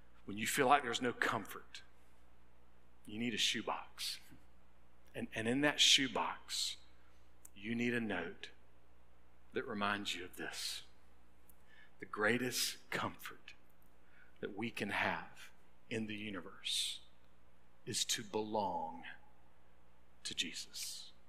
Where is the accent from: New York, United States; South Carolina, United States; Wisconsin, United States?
South Carolina, United States; North Augusta; now in Lexington, United States; Well, that's where I was born and raised.